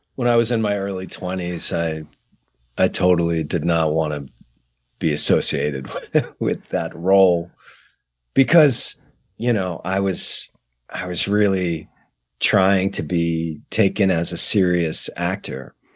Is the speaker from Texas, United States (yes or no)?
yes; San Antonio, Texas, United States; moved away; San Antonio, Texas, which is my hometown